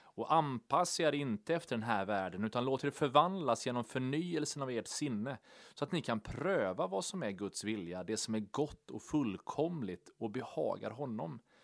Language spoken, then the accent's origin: Swedish; Sweden; vi läser ofta Bibeln och liksom tolkar den med våra svenska glasögon